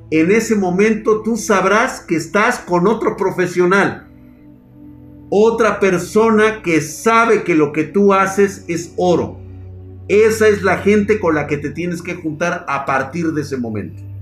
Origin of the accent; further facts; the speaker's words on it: Colombia; devolviendo la tierra que los violentos le quitaron a otros como a mi papá, y me siento realizado, soy colombiano.